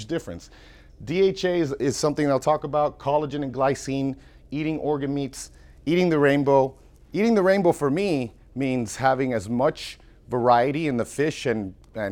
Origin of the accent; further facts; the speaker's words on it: Florida, United States; I'm from Florida